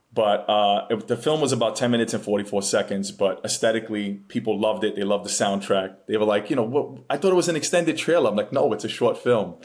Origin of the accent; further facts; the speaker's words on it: New York City, New York, United States; moved away as an adult; I am from the Bronx, born and raised